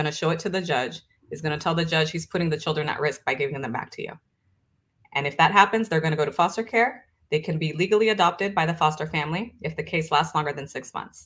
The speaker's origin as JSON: {"language": "English", "country": "Brazil", "moved": "yes", "said": "I'm originally from Brazil."}